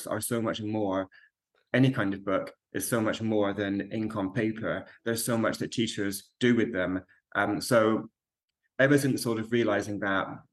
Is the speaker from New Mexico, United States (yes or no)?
yes; Alamogordo, New Mexico, United States; I was raised in the States, in New Mexico, so I've got very fond memories of the school library in Alamogordo, which is where I lived